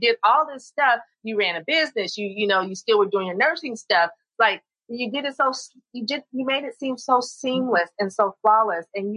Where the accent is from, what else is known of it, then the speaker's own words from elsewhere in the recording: San Jose, California, United States; I grew up in San Jose. That's my stomping grounds